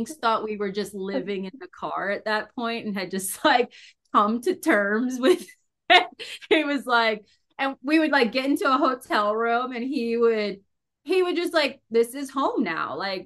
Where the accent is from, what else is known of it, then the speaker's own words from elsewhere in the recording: Maryland, United States; moved away as an adult; also born or lived in Delaware; now in Fort Collins, United States; I'm originally from Maryland.